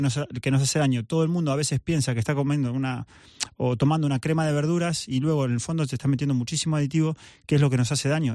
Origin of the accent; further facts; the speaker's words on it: Argentina; soy argentino